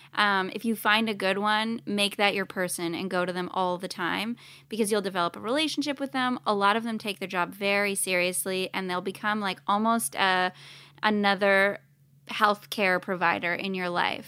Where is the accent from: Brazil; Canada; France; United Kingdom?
Canada; now in Los Angeles, United States; I'm Canadian